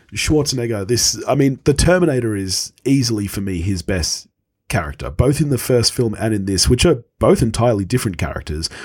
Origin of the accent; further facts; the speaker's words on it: Australia; as an Australian